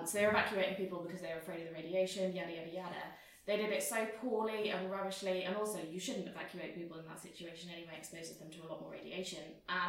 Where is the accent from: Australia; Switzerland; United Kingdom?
United Kingdom; Wales; I'm Welsh